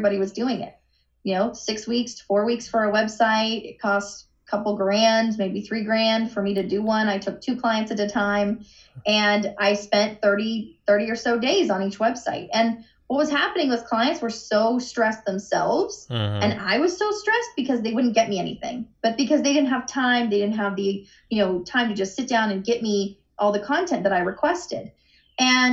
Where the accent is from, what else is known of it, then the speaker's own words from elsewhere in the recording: Cincinnati, Ohio, United States; moved away as an adult; now in Florida, United States; And I grew up in Cincinnati, and I loved it. And coming to Florida was a bit of a change.